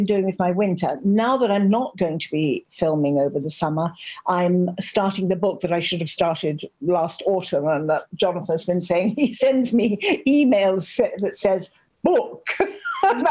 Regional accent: the Irish Midlands, Ireland; now in France; I'm from the Midlands, right in the middle of the country.

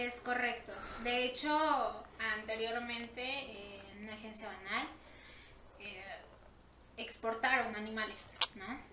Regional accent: Mexico; nosotros como mexicanos

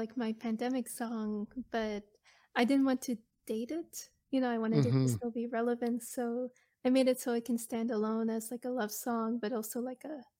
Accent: Chester, Nova Scotia, Canada; Like, I'm originally from the Chester Hubbards area.

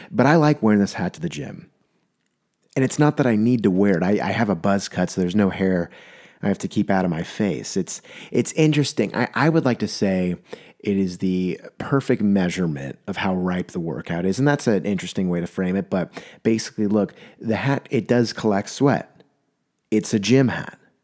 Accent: San Diego, California, United States; I'm from San Diego, um, and the ocean's there

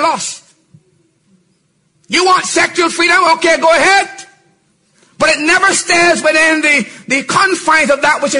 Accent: Barbados; I'm from Barbados. 70% of our people are born out of wedlock.

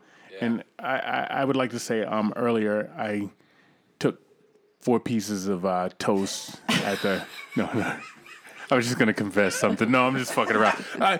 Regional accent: Northeast, United States; So I'm from the Northeast

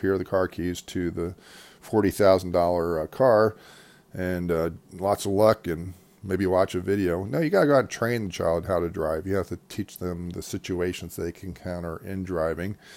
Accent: United States; as an American

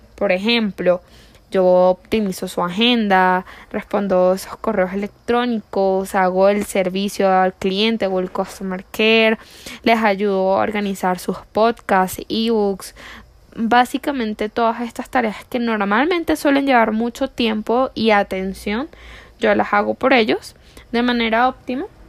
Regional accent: La Guaira, Venezuela; moved away as an adult; now in Colombia; yo soy venezolana, vengo de una parte de Venezuela que se llama La Guaira y ahí está mi corazón.

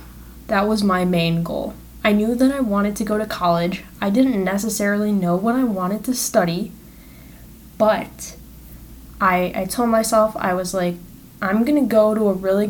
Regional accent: Naperville, Illinois, United States; moved away as an adult; now in Lincoln, United States; I am from Naperville, Illinois

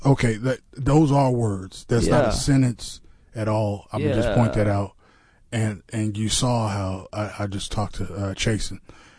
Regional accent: Navasota, Texas, United States; I'm from Navasota.

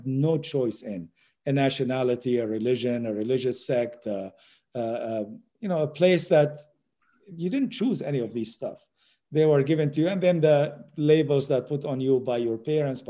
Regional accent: Syria; moved away; also born or lived in United States; I'm not Syrian. I was born in Syria.

